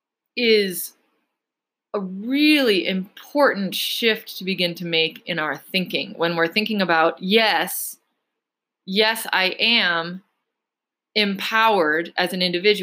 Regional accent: United States; being American

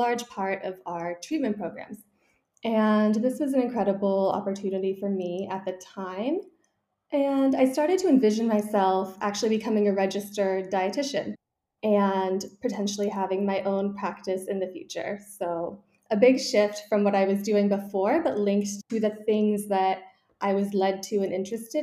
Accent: Malibu, California, United States; moved away as an adult; also born or lived in San Francisco, United States; now in Paris, France; I grew up in Malibu, California, very small town.

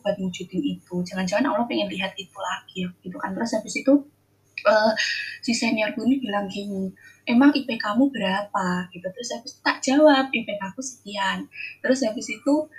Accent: Java, Indonesia; now in Jember, Indonesia; aku gadis Jawa

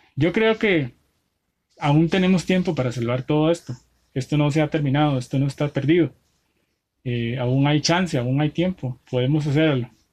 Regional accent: Costa Rica; yo que soy tico

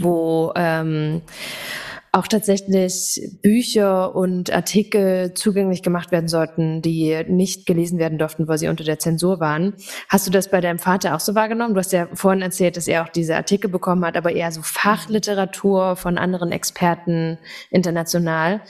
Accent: Thuringia, Germany; Thüringerin, Wendekind und immer noch Ossi

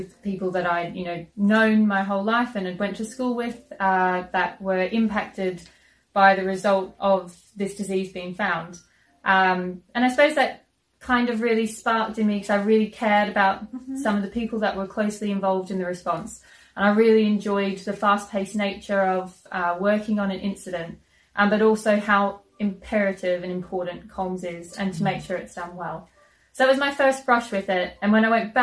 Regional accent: Queensland, Australia; moved away; in Queensland, back in my home state in Australia

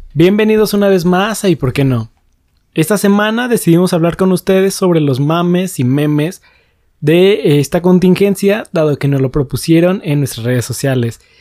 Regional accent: Mexico; como ciudadanos mexicanos

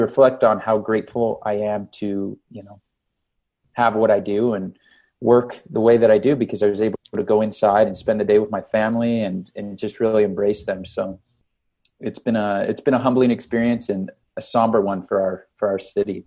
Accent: Canada; now in Las Vegas, United States; I'm from Canada.

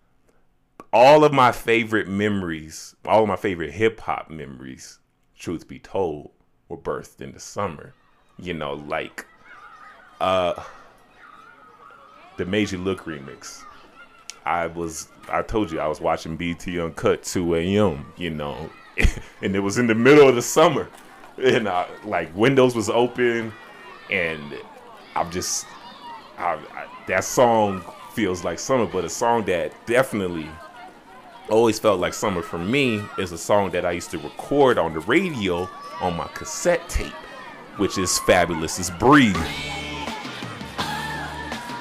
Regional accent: Chicago, Illinois, United States; moved away; I grew up right off the lakefront in Chicago.

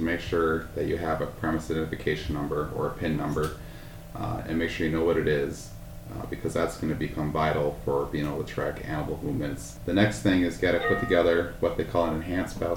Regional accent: Upsala, Minnesota, United States; also born or lived in Northeast Iowa; now in Pipestone, United States; I'm originally from Upsala, Minnesota, so about a half hour northwest of St. Cloud.

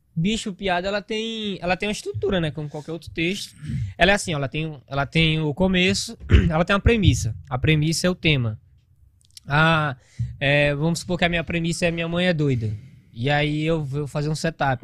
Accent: Grajaú, Maranhão, Brazil; moved away as an adult; also born or lived in São Paulo; now in Manaus, Brazil; eu sou, sou do Maranhão

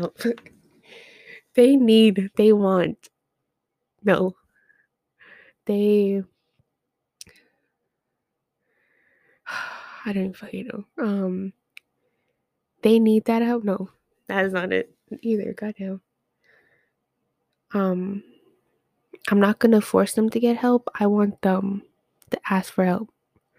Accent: Edmonton, Alberta, Canada; also born or lived in northern Canada; I was born in Edmonton.

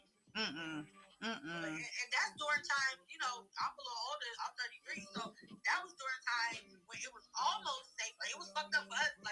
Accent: Orlando, Florida, United States; Growing up in Orlando, Florida

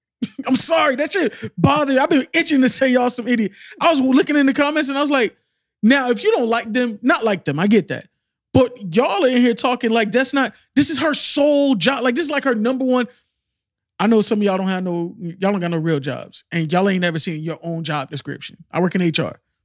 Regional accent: Miami, Florida, United States; I'm from Miami

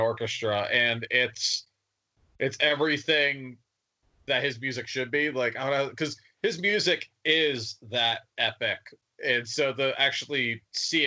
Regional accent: New Jersey, United States; I'm from New Jersey.

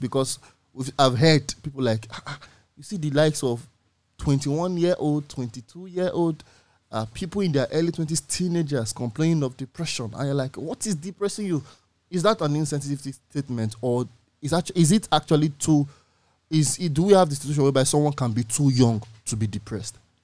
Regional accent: Nigeria; individually as Nigerians

